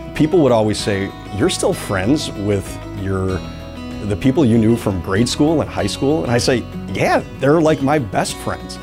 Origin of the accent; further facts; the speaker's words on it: Evanston, Illinois, United States; I grew up here in Evanston, went to St. A's for grade school, then went to Loyola Academy.